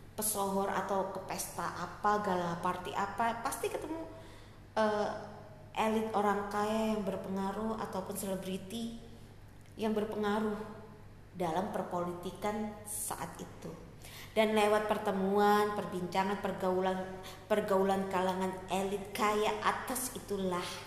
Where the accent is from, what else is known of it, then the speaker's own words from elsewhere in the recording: Surabaya, East Java, Indonesia; Gue lahir di Surabaya